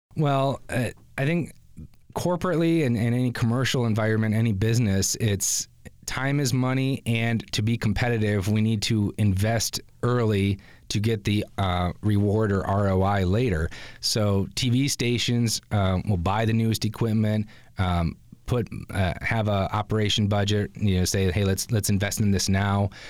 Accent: Grand Rapids, Michigan, United States; moved away; as a Grand Rapids native

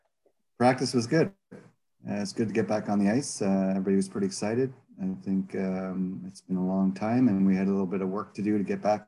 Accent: Toronto, Ontario, Canada; also born or lived in Caledon East, Ontario; I grew up for the first part in Toronto, Rexdale, Etobicoke area.

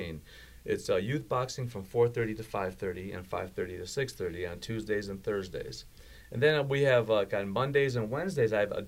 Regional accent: Birmingham, Michigan, United States; also born or lived in Baghdad, Iraq / Detroit / Westland; now in Oxford, United States; moved to Detroit, and got lucky that my dad moved us out to, like, kind of the suburbs.

